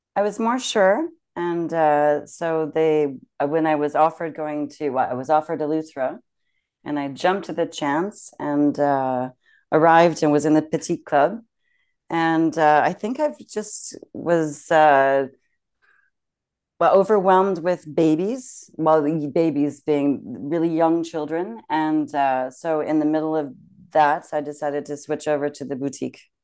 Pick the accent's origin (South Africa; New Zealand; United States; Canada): Canada; moved away as an adult; also born or lived in Germany; now in France; being Canadian